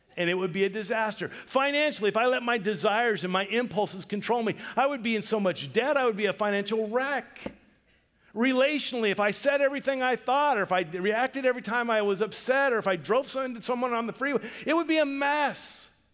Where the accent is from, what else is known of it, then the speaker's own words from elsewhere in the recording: Vancouver, Washington, United States; we grew up in Vancouver, Washington.